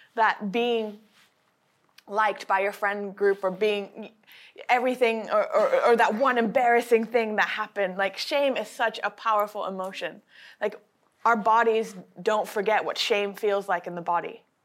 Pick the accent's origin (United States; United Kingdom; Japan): Japan; I was raised in Japan